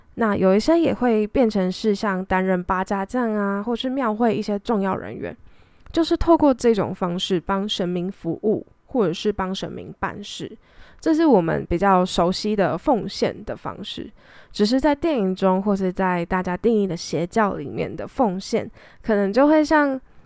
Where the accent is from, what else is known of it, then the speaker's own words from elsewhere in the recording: Taiwan; 就毕竟我在台湾长大